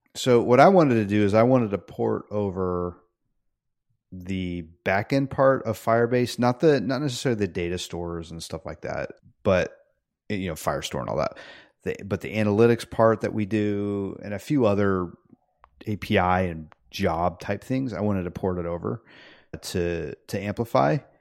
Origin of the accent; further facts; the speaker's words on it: United States; also born or lived in Peru; I come back from Peru to America